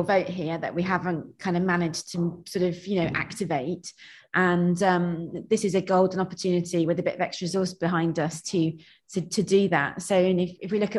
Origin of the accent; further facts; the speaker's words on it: South Nottinghamshire, East Midlands, United Kingdom; also born or lived in Stone, Staffordshire / London; now in Shropshire, United Kingdom; I grew up near Nottingham in a quite similar sort of area to this, really, sort of farming South Nottinghamshire